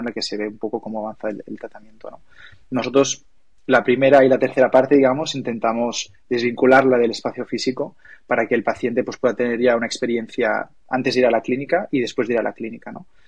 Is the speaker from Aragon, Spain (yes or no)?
no; Maresme, Catalonia, Spain; moved away as an adult; now in Barcelona, Spain; Yo soy del Maresma